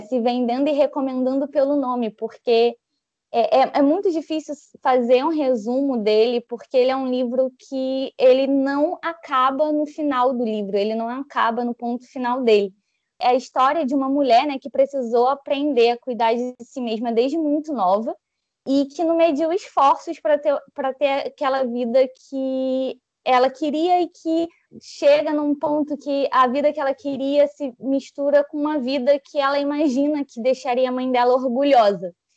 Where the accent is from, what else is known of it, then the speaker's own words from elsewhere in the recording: Rio de Janeiro, Brazil; carioca, 25 anos